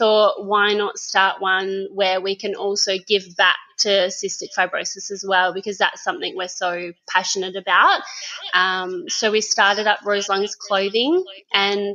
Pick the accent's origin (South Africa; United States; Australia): Australia; Geraldton, Western Australia; now in Busselton, Australia; I'm originally from Geraldton, but I've been in Busselton for about 7 years now.